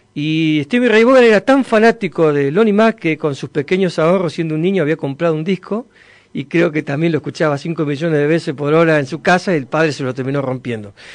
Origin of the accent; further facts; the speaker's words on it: Villa Regina, Río Negro, Argentina; moved away as an adult; also born or lived in General Roca, Río Negro / Cinco Saltos, Río Negro; now in Córdoba, Argentina; soy oriundo, nacido y criado en Villa Regina, provincia de Río Negro